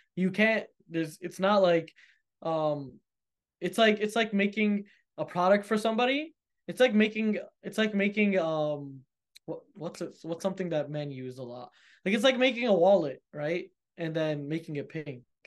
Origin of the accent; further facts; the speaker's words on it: United States; I'm American, you know, I live in America